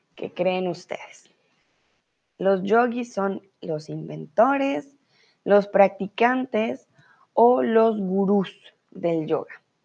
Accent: Colombia; now in Germany; soy de Colombia

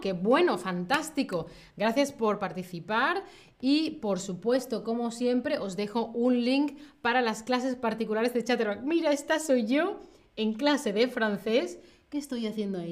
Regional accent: Spain; Yo, que soy de España

